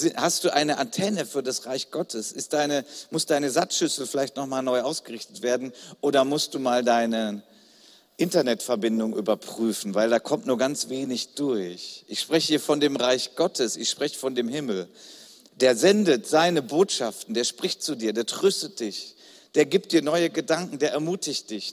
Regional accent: Germany; Ich bin Deutscher, ich stehe dazu, das ist Teil meiner Identität

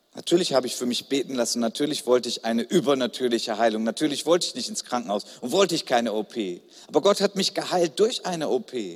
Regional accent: Germany; Ich bin Deutscher, ich stehe dazu, das ist Teil meiner Identität

